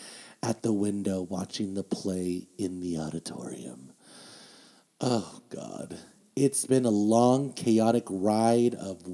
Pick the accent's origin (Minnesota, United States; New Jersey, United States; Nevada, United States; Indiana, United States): Nevada, United States; Las Vegas; I'm from Vegas